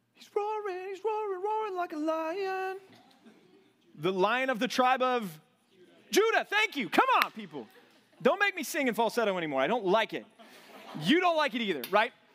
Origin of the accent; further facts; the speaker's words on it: Texas, United States; moved away; growing up in Texas